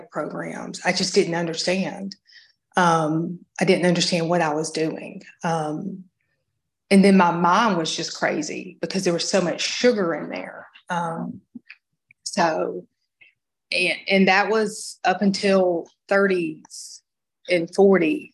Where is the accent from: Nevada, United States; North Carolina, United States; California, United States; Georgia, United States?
Georgia, United States; I grew up in Georgia